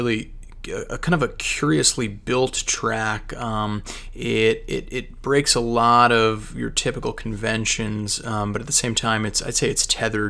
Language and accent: English; near Morristown, New Jersey, United States; I grew up near Morristown, New Jersey